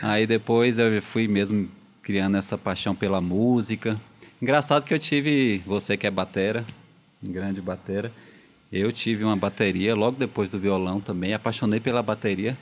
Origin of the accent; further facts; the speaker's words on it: Brazil; eu cresci ali no Alto Maron, né? Nosso bairro aqui, um grande bairro Alto Maron